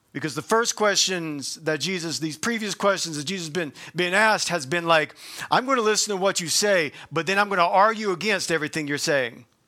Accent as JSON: {"language": "English", "region": "the South", "country": "United States", "said": "I'm from the South"}